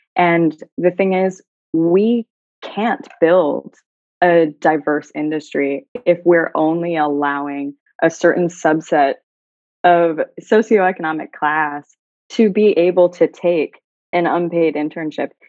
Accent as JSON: {"language": "English", "country": "United States", "moved": "as an adult", "lives_now": "Dubai, United Arab Emirates", "said": "as an American"}